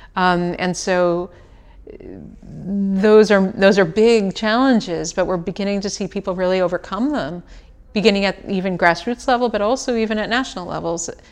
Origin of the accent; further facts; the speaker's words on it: United States; I come from the United States